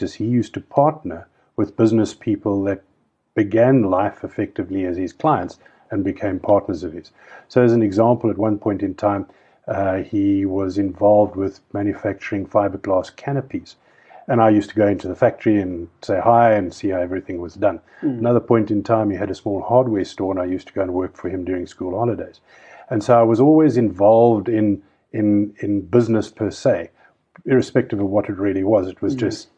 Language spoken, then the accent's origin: English; Cape Town, Western Cape, South Africa; moved away as an adult; now in Johannesburg, South Africa; I was brought up in Cape Town